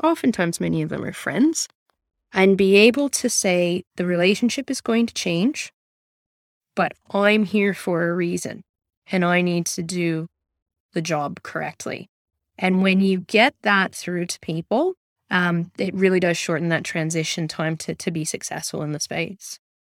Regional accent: Canada; moved away as an adult; now in Newcastle, Australia; I'm Canadian originally

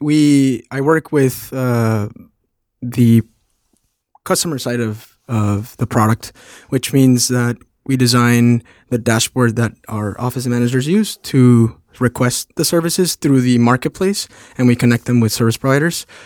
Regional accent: Mexico; moved away as an adult; also born or lived in Phoenix; now in New York, United States; I'm from Mexico. I live in New York

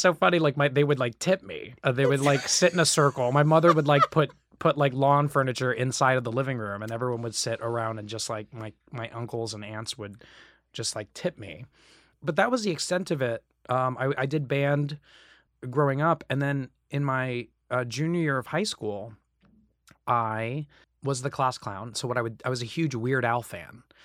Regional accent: Kissimmee, Florida, United States; also born or lived in Staten Island, New York; I was born in, in Staten Island. And my parents were like, "We can't raise kids here." So we moved down there when I was four. And, uh, and I was raised in, in, actually in Kissimmee, Florida

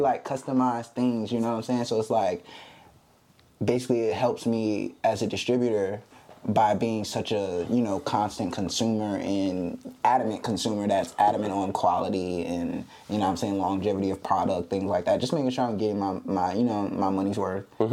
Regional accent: Virginia Beach, Virginia, United States; I'm from Virginia Beach, Virginia, 757.

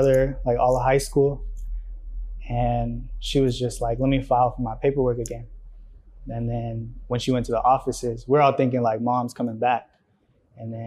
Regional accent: Riverdale, United States; born or raised there; first language Spanish; English is a second language; also born or lived in Mexico

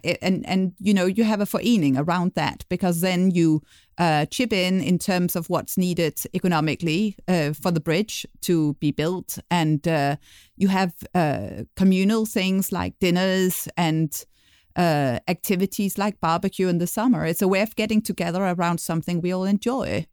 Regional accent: Denmark; moved away; Despite living abroad for many years, I'll be giving the inside view of Danish culture

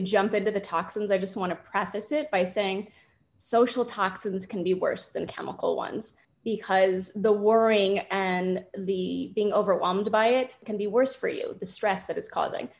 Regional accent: Los Angeles, California, United States; born and raised in Los Angeles

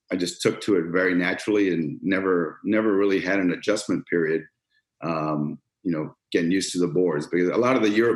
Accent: Toronto, Ontario, Canada; moved away as an adult; now in Cleveland, United States; growing up in Toronto, you know, if you're a Canadian kid, you got to play hockey

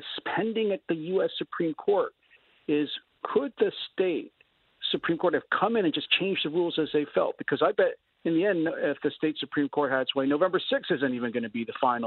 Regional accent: Philadelphia, Pennsylvania, United States; I grew up in Philly. I'm a Philly boy.

